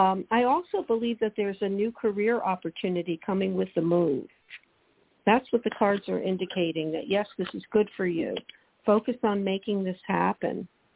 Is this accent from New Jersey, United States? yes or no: yes; New Jersey, United States; moved away; I'm from New Jersey in the tri-state area.